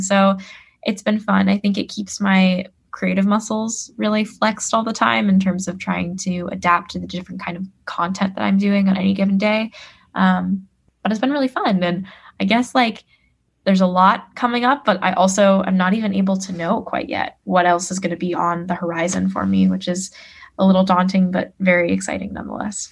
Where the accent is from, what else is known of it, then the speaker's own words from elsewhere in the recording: Oakland, California, United States; now in New York, United States; I grew up in Oakland, California